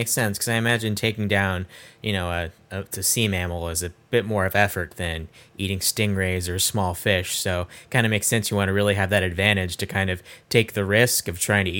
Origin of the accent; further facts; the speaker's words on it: Nebraska, United States; I'm from Nebraska, not from California, so more familiar with tornadoes than sharks.